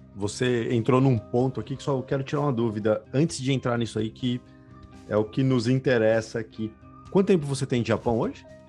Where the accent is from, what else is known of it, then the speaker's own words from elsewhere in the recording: São Paulo, Brazil; Sou da Vila Maria